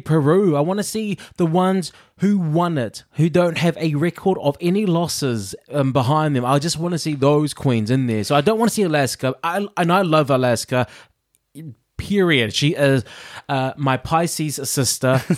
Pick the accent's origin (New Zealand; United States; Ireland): New Zealand; moved away; I'm a Kiwi